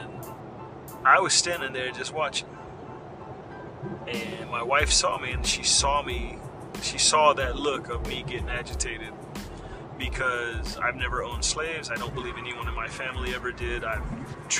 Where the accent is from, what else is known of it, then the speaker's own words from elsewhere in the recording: Florida, United States; I'm from Florida